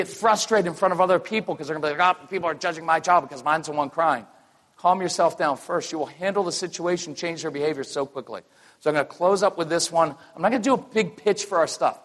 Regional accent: North Carolina, United States; we're from North Carolina. I live in Wilmington now. We're North Carolinians.

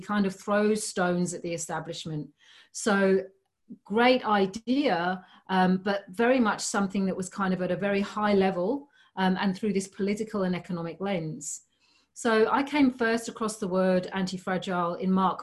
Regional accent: United Kingdom; moved away as an adult; now in Australia; I'm not originally from Australia. I'm originally from the UK. So I spent the first 30 years of my life there

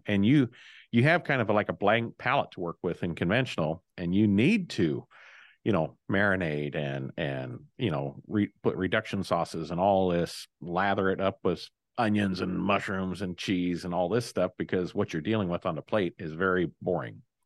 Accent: Illinois, United States; my home state of Illinois

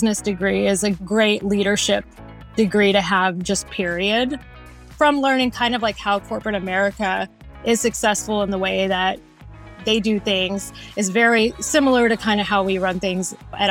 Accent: Crosby, Texas, United States; moved away as an adult; also born or lived in Houston, Texas / Orange County, California; I had never left the state of Texas prior to that. You know, I grew up in Crosby, Texas, which is a little small town on the outskirts of Houston.

